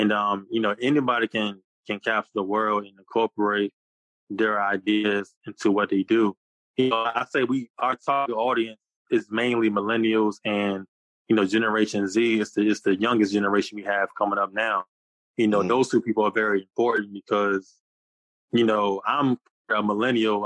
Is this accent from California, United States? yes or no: no; Newport News, Virginia, United States; also born or lived in Hampton, Virginia; born in Hampton, Virginia, raised in Newport News, and I currently live in Hampton now.